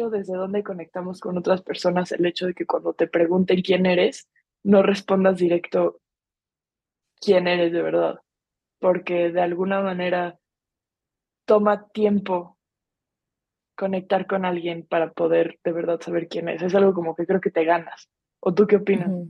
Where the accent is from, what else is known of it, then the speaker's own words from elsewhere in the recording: Mexico; A mí me pasa que me, encasillo mucho en lo de soy mexa.